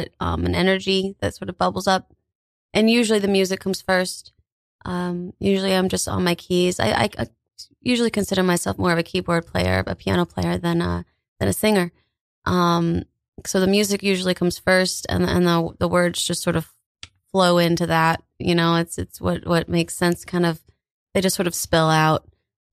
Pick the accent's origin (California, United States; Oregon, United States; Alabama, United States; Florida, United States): Alabama, United States; moved away as an adult; now in Staten Island, United States; I'm from the South. I'm from Alabama